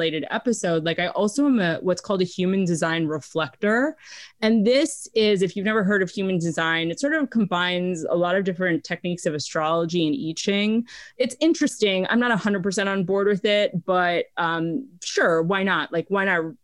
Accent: New York City, New York, United States; now in Los Angeles, United States; grew up in New York City

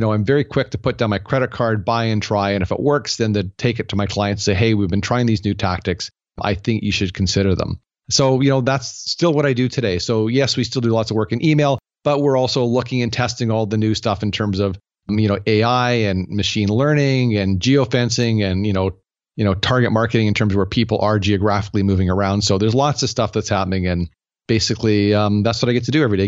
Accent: Canada; I'm Canadian

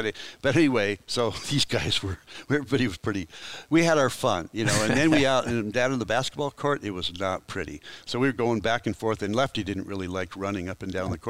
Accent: Marysville, Washington, United States; my hometown of Marysville, Washington

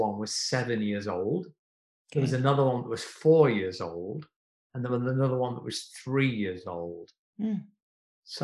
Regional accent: South Africa; And I'm really embarrassed to tell you, I'm South African, but I've never cut ethnic hair.

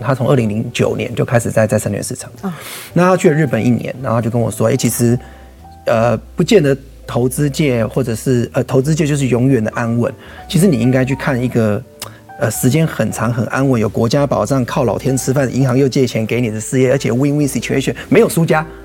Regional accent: Taiwan; 我们这一群人都是台湾土生土长的原生种

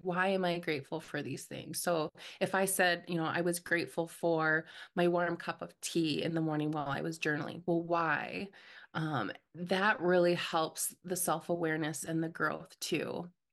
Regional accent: Minnesota, United States; I'm from Minnesota

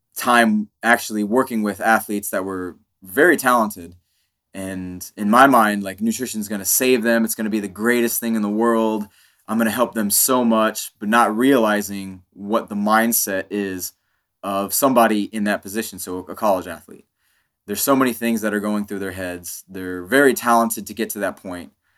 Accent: Kansas, United States; being an Indian kid living in Kansas

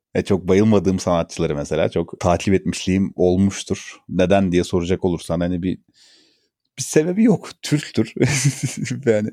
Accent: Turkey; kendim de mesela bir Türk olarak

